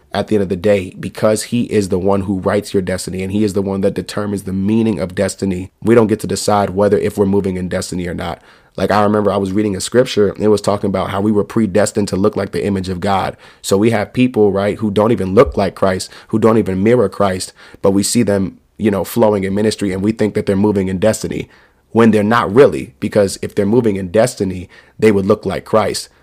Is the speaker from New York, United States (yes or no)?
yes; New York, United States; also born or lived in North Carolina / Virginia; I'm in New York. I'm from New York.